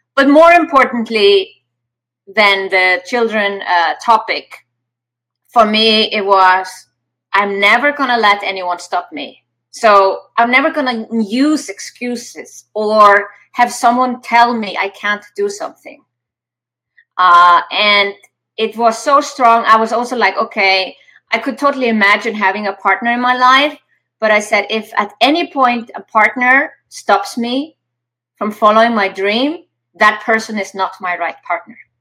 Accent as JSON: {"language": "English", "country": "Iceland", "said": "I come from Iceland"}